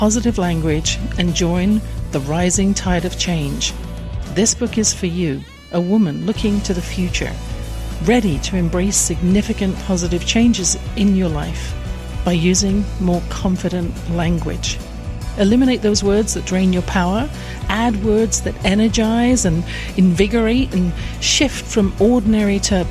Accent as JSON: {"language": "English", "region": "England", "country": "United Kingdom", "tie": "born or raised there", "said": "I grew up in England in a house with a flow of negative comments from my father"}